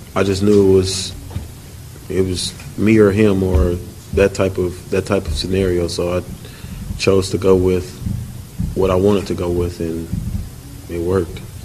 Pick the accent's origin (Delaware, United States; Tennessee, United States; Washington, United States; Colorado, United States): Tennessee, United States; Nashville; I'm from Nashville, uh, my whole life, born and raised here. Went to high school, college, here